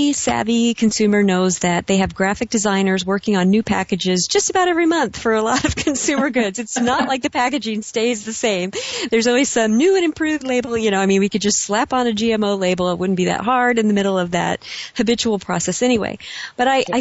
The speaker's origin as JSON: {"language": "English", "region": "California", "country": "United States", "tie": "born or raised there", "said": "my home state of California"}